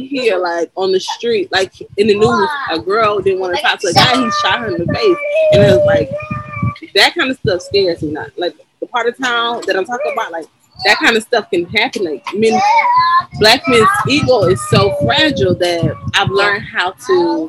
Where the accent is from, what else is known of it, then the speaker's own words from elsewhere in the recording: Palm Beach, Florida, United States; now in Georgia, United States; I'm from Palm Beach